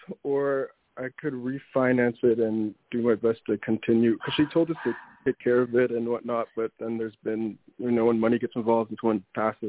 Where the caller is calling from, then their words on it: Toronto, Ontario, Canada; I'm calling from Toronto.